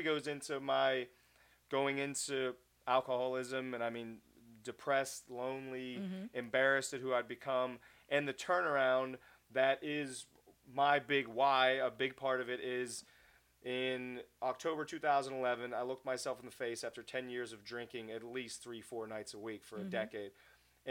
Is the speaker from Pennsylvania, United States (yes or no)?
yes; Pittsburgh, Pennsylvania, United States; I'm Pittsburgh through and through, love my hometown